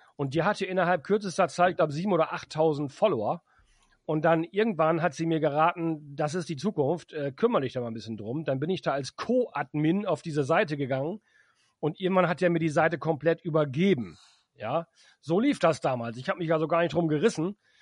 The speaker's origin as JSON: {"language": "German", "town": "Emden", "region": "Lower Saxony", "country": "Germany", "tie": "born or raised there", "said": "in meiner Heimatstadt in Emden"}